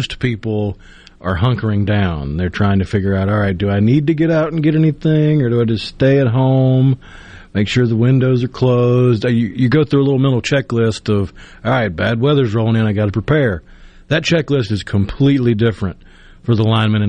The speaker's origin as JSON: {"language": "English", "town": "Tupelo", "region": "Mississippi", "country": "United States", "tie": "born or raised there", "said": "I'm from Tupelo, and two sports teams that we had in Tupelo growing up"}